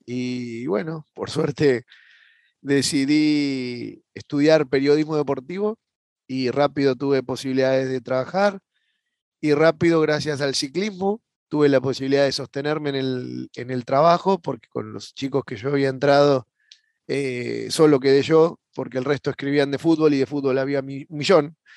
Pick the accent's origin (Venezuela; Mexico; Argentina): Argentina; Buenos Aires; yo soy de Buenos Aires, Argentina, y, bueno, desde pequeño